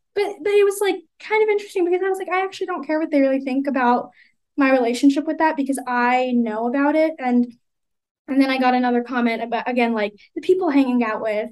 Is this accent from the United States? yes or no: yes; United States; accent: American; I was born here